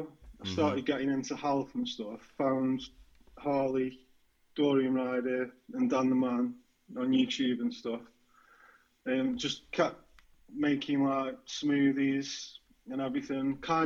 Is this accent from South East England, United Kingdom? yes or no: no; Staffordshire, West Midlands, United Kingdom; So I'm 33. I grew up in England, a place called Staffordshire, just south of Manchester. And currently I'm working in construction.